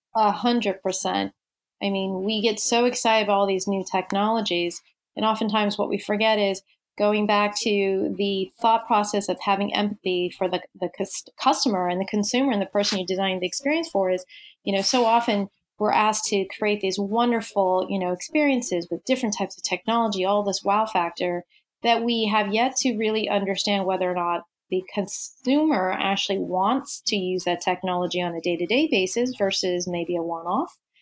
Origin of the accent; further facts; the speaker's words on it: Tokyo, Japan; moved away; I grew up in in Tokyo. So as uh, a Japanese teenager